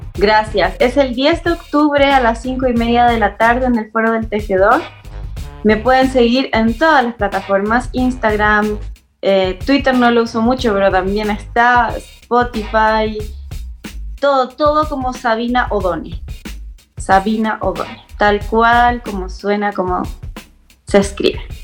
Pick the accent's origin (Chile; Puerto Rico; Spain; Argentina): Chile; moved away as an adult; now in Mexico City, Mexico; soy cantadora chilena, italo-chilena. Me vine a México hace dos años